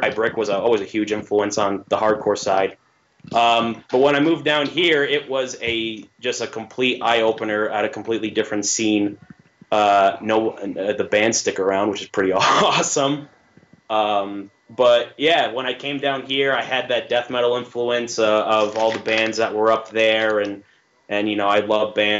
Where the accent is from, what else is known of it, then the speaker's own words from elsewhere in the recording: New York, United States; moved away as an adult; I'm 23 years old. I'm from New York. Moved down here for a job, but up in New York, I used to play in a few death metal bands